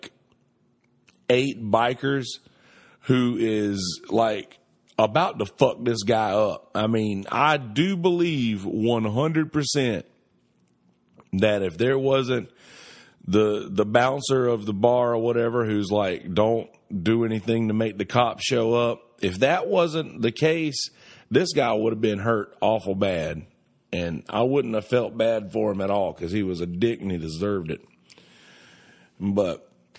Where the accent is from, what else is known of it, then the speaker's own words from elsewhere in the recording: United States; I'm an American